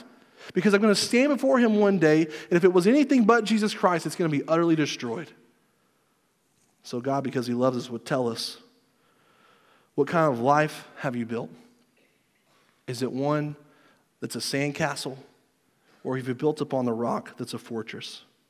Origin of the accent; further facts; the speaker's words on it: Southern United States, United States; I grew up in church in the Bible Belt like everybody else.